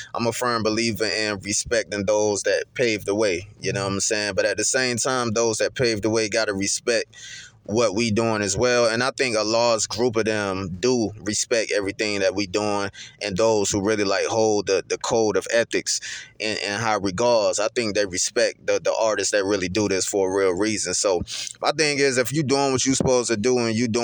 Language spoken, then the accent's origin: English; Kinston, North Carolina, United States; growing up in Kinston